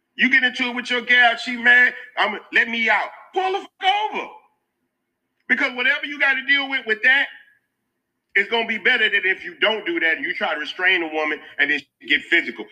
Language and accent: English; Houston, Texas, United States; I'm from Houston